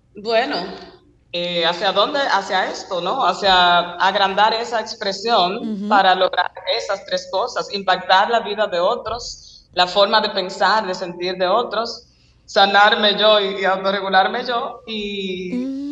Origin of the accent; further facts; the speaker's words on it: Dominican Republic; como buenos dominicanos